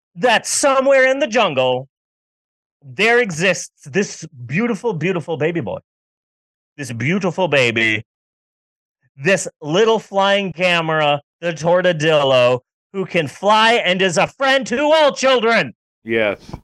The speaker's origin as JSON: {"language": "English", "region": "Southwest", "country": "United States", "tie": "born or raised there", "said": "I grew up in the Southwest."}